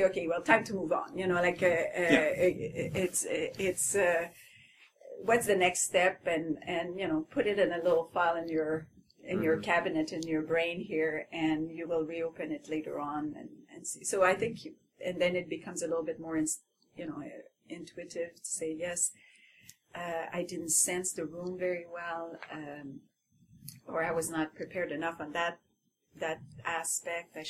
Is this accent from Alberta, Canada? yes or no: no; Quebec, Canada; first language French; English is a second language; moved away as an adult; also born or lived in Montreal; now in Ottawa, Canada; I had just arrived, and I was like the French-Canadian woman